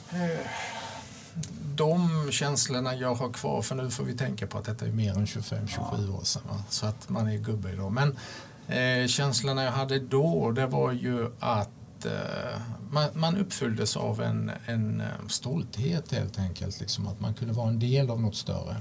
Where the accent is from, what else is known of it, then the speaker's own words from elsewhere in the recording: Olofström, Blekinge, Sweden; född, som sagt född och uppvuxen i i Blekinge, en liten bruksort